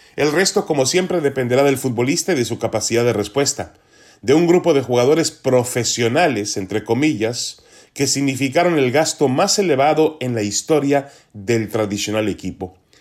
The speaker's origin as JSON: {"language": "Spanish", "country": "Mexico", "said": "como aficionados mexicanos al fútbol"}